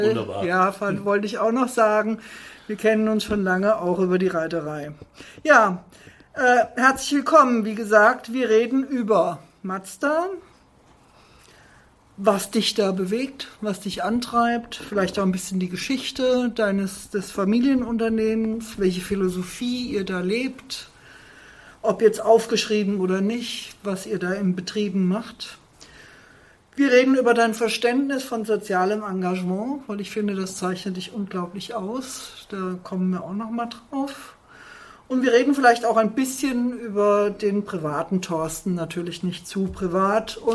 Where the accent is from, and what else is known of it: Fulda, Hesse, Germany; born or raised there